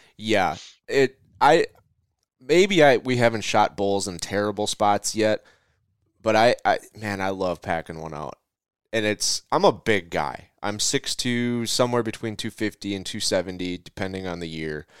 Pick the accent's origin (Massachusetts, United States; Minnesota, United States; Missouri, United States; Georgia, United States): Minnesota, United States; my hometown of, of, or home state of Minnesota